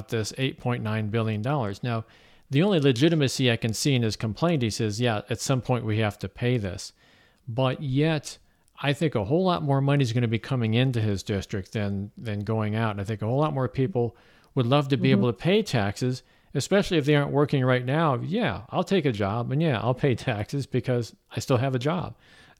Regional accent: Missouri, United States; we're from Missouri

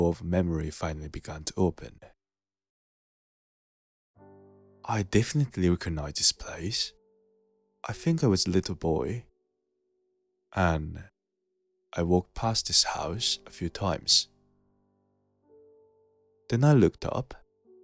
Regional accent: Japan; I was born and raised in Japan

